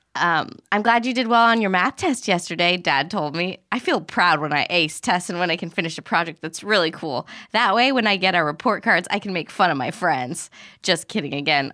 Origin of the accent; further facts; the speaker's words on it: Arizona, United States; I grew up in Arizona